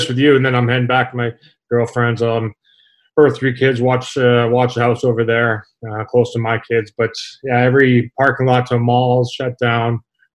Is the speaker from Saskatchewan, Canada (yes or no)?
yes; Saskatchewan, Canada; now in United States; growing up in Saskatchewan, there's an outdoor rink just about at every school.